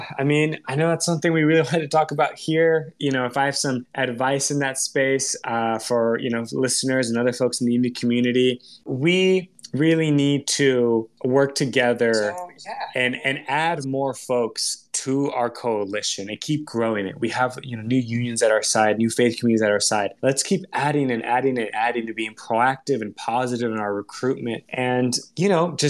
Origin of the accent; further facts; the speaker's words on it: Tracy, California, United States; I grew up in Tracy, California